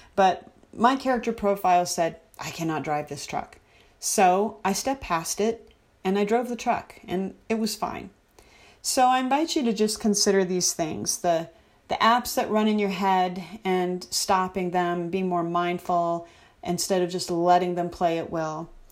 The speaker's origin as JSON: {"language": "English", "country": "United States", "said": "as American citizens"}